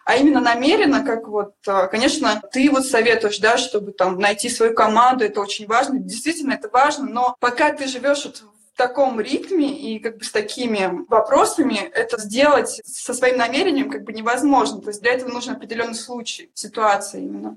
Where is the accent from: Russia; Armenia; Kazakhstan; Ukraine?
Russia; Siberia; moved away as an adult; now in Moscow, Russia; я родилась в Сибири